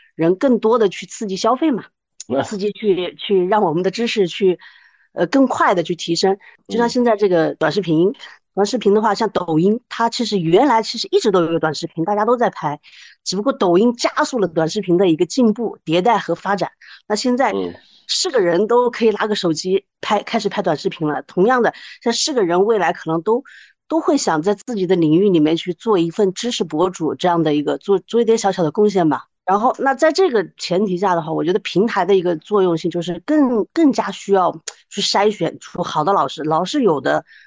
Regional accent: Wuhan, Hubei, China; moved away; 我是那个武汉的，我从武汉过来的

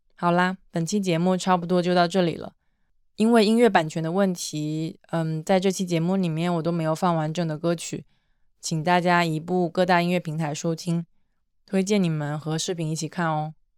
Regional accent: southeast coast, China; moved away; 我也是出生在东南沿海一个城市的人

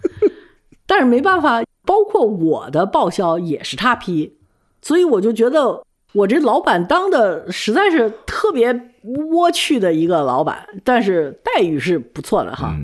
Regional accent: China; moved away; also born or lived in United States; 我呢，是因为从小物质条件是比较丰厚的，又去了美国之后，也受了美国人的那种教育。我觉得我英文不差，我什么都不差，但是我为什么回国来之后

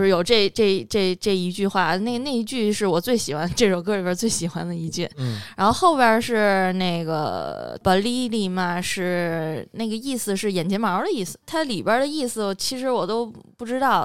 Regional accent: China; moved away as an adult; also born or lived in Nepal; 我们学校就我一个中国人

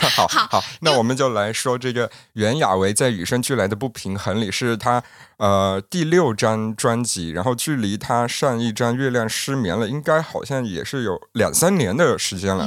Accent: Yunnan, China; 我们云南人

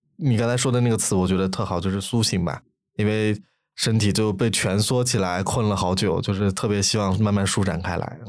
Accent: Lanzhou, Gansu, China; moved away; 如果比如说我是兰州人嘛，我能在河马看到

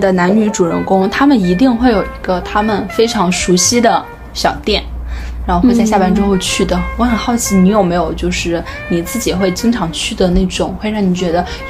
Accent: North China, China; 作为一个北方人，我就是非常喜欢吃面。

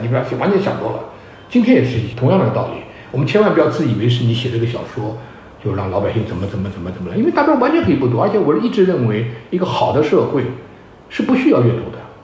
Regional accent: China; 我们中国人

